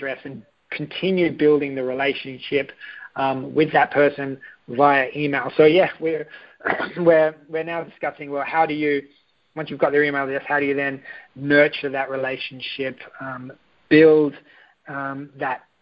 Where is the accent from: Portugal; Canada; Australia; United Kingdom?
Australia; I am Australian